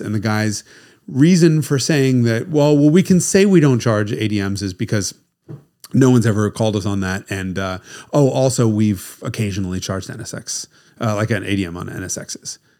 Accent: United States; being American

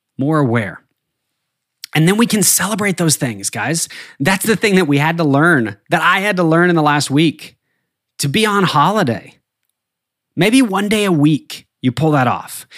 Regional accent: northern New Mexico, United States; now in Arkansas, United States; I grew up in the Southern Rockies in, uh, the very northern tip of New Mexico, and skiing was a huge part of my childhood

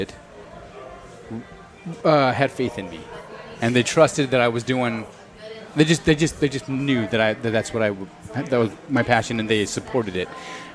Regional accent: Snyder, Texas, United States; moved away as an adult; I'm from Texas, from West Texas

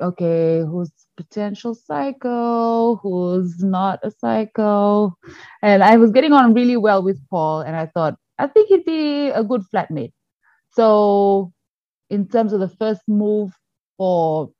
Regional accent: Fiji; moved away as an adult; also born or lived in China; now in Shandong, China; I am from Fiji, actually. So I was brought up and worked and lived and everything in Fiji.

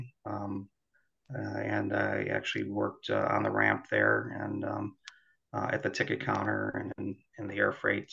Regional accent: Chicago, Illinois, United States; I grew up in the Chicago area and happened to live under the approach path for O'Hare

